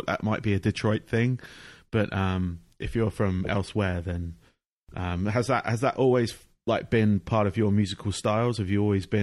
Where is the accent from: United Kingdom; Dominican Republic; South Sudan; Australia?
United Kingdom; England; now in Florida, United States; as you can tell from my accent, I'm from England